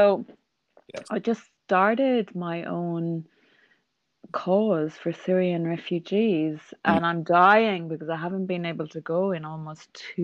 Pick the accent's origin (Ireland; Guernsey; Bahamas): Ireland; now in Kuwait; I'm Irish. I live in the Middle East